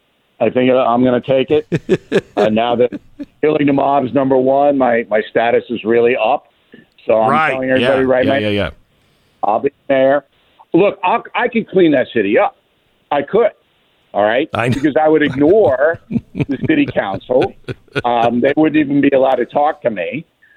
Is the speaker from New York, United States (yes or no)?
yes; Levittown, New York, United States; also born or lived in Manhattan; in Manhattan, and I was raised in Levittown, as you guys know. And I know this city as well as any human being on the earth.